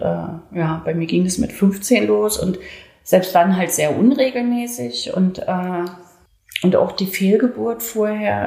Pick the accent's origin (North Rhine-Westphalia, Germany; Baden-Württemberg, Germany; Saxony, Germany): Saxony, Germany; Leipzig; accent: Saxon; moved away; also born or lived in Berlin; Mein Bruder ist in Leipzig geblieben und meine ganze Verwandtschaft. Und ich wurde dahin verpflanzt in eine völlig fremde Welt